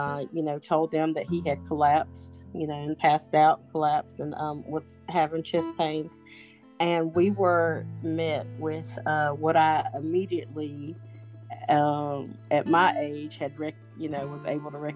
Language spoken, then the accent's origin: English; Seneca, South Carolina, United States; I hail from Seneca, South Carolina